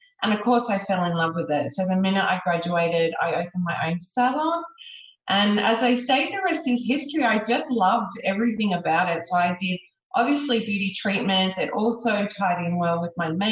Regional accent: Sydney, New South Wales, Australia; I grew up in Sydney

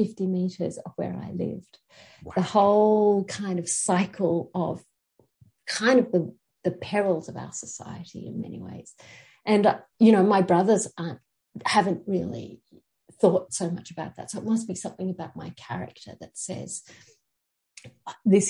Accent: Sydney, New South Wales, Australia; now in Queensland, Australia; I come from Sydney. I grew up on the outskirts of Sydney.

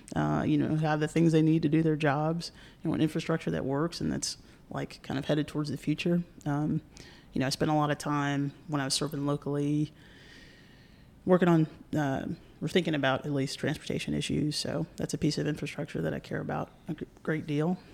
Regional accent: North Carolina, United States; I'm from North Carolina

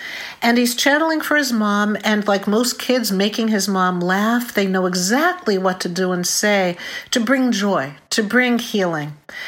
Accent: Boston, Massachusetts, United States; I'm from Boston.

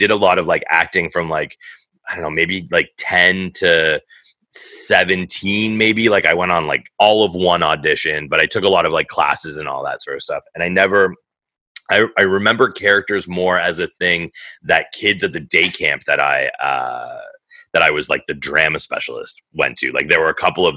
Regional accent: Thornhill, Ontario, Canada; I grew up in Thornhill

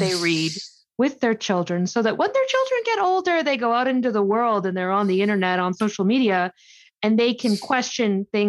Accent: Canada; I'm Canadian.

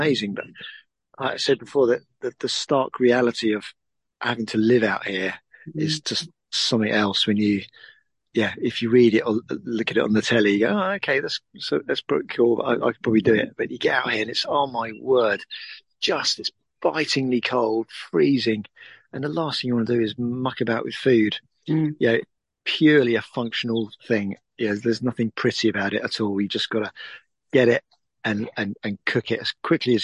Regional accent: Suffolk, East of England, United Kingdom; I'm from Suffolk, over in England.

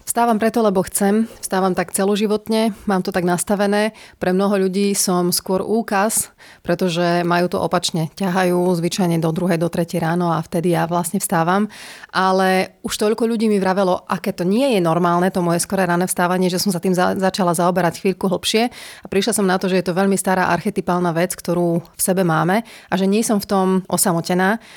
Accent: Prešov, Prešov Region, Slovakia; Vyrastala som v Prešove, kde bola vždy veľmi bohatá kultúrna scéna

